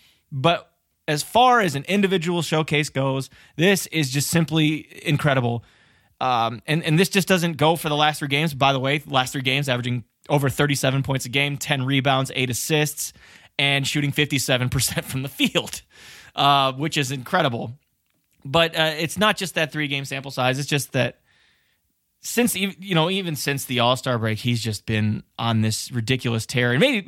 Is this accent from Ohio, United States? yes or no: yes; Cleveland, Ohio, United States; here in my hometown of Cleveland